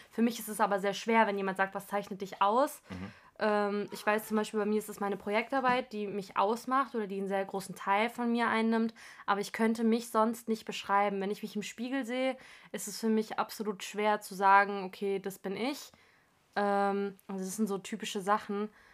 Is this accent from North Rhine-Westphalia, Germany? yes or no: no; Frankfurt, Hesse, Germany; einundzwanzig, komme aus Frankfurt am Main